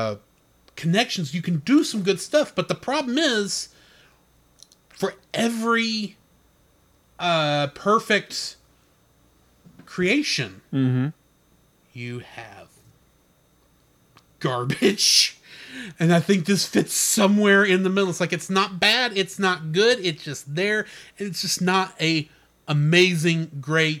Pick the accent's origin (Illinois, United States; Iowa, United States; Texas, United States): Texas, United States; I'm a Texan